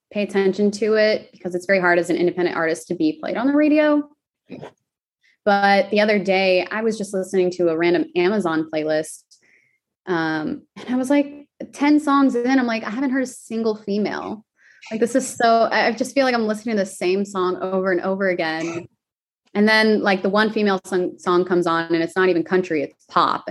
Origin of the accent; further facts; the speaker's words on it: Arizona, United States; I'm from Arizona